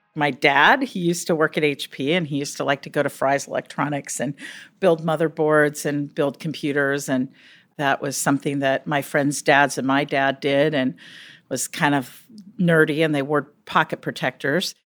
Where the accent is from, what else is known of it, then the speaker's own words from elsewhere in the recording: Silicon Valley, California, United States; I grew up in Silicon Valley.